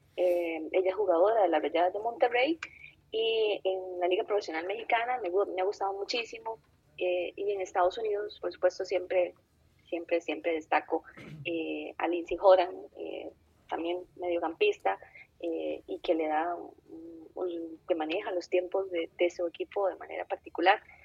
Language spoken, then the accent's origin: Spanish; Costa Rica